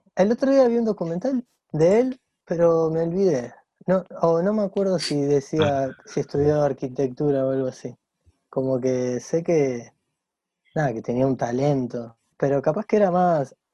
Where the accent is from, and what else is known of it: Rosario, Santa Fe, Argentina; born or raised there